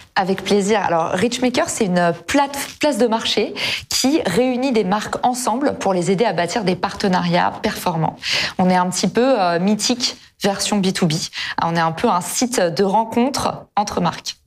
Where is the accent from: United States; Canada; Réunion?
United States; now in France; aux États-Unis, là d'où je viens